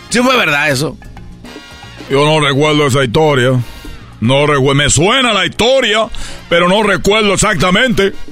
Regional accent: Cuba; porque yo soy cubano, pelotero

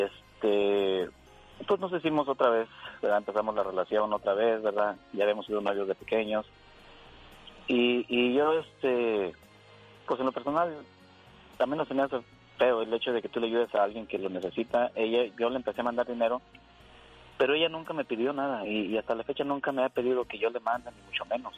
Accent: Durango, Mexico; now in United States; México, soy de Durango

